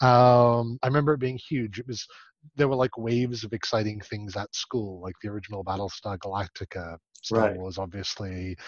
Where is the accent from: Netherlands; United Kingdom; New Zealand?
United Kingdom; Scotland; moved away; I am obviously not from Canada, where this is being recorded. I am from Scotland originally